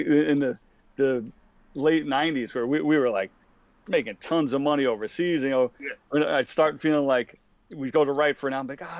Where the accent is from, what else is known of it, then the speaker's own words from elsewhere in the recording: New York City, New York, United States; me and Pete growing up in Queens.